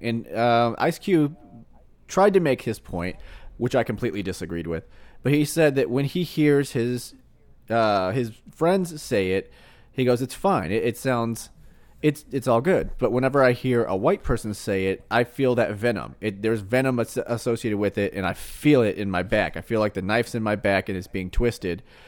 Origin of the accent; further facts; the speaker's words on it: Missouri, United States; I was born in Missouri